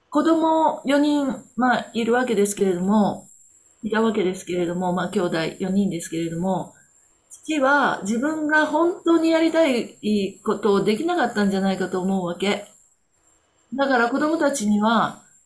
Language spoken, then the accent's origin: Japanese; Kobe, Hyogo, Japan; moved away as an adult; now in Onishi, Japan; 私は、あの、神戸生まれの神戸育ちなんですけれども、10年前に311の後にどういうわけか、西からこっちの方に東に移ってきました。